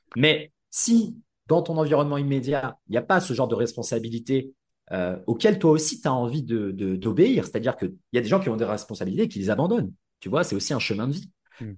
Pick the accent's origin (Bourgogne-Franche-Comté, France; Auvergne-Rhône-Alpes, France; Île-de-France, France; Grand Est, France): Île-de-France, France; Paris; moved away as an adult; also born or lived in Tokyo, Japan; j'ai grandi à Paris